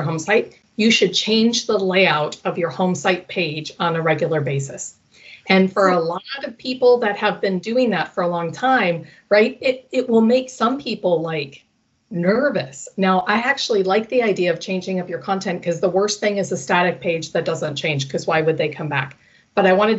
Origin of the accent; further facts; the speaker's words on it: Minnesota, United States; I'm from Minnesota.